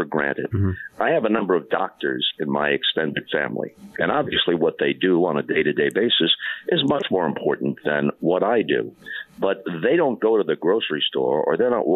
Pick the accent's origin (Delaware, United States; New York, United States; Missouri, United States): New York, United States; Long Island; now in California, United States; I grew up thinking of myself as a New Yorker